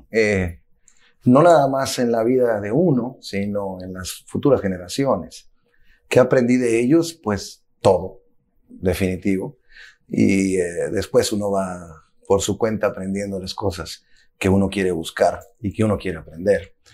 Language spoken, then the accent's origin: Spanish; Zacatecas, Mexico; also born or lived in United States; soy ciudadano del mundo con pasaporte mexicano y americano. Nací en los Estados Unidos durante una gira eh, que mis padres tenían por acá, eh, que hacían anualmente, pero eh, culturalmente soy mexicano.